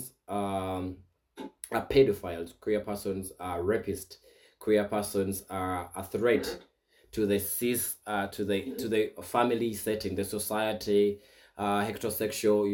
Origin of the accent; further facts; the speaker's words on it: Buganda Kingdom, Central Region, Uganda; now in Kenya; where I come from the Buganda Kingdom